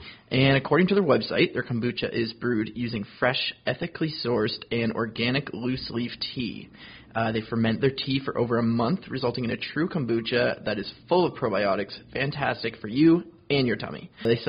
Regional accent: Moncton, New Brunswick, Canada; also born or lived in Antigonish, Canada; now in Halifax, Canada; I am originally from Moncton. I've been in Halifax.

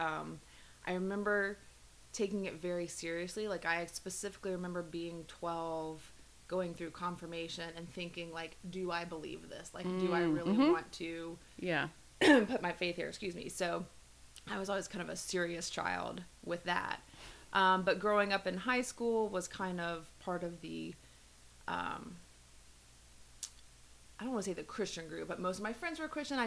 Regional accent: Memphis, Tennessee, United States; moved away as an adult; also born or lived in North Carolina; now in Atlanta, United States; Grew up in Memphis, went to school in North Carolina, came to Atlanta after graduation

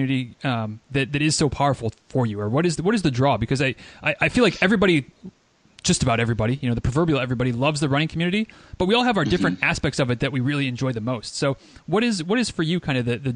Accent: Northern Michigan, United States; moved away; I grew up in Northern Michigan

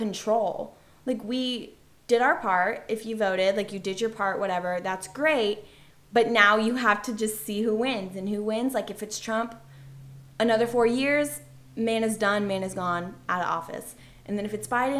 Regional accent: Georgia, United States; I am from Georgia

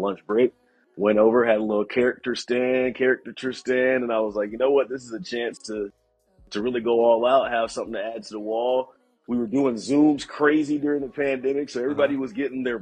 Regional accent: Atlanta, Georgia, United States; moved away; I'm from Atlanta originally, a Falcons fan

